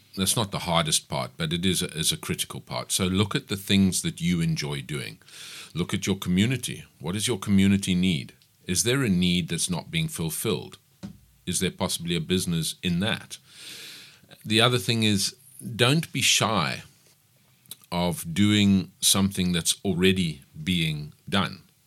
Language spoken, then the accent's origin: English; Pietermaritzburg, KwaZulu-Natal, South Africa; I grew up in Maritzburg. I attended school, varsity. I did everything in Maritzburg